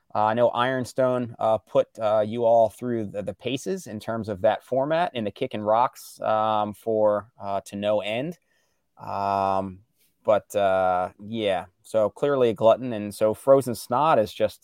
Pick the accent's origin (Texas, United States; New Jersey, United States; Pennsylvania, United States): Pennsylvania, United States; Morgantown; I grew up outside of Morgantown, PA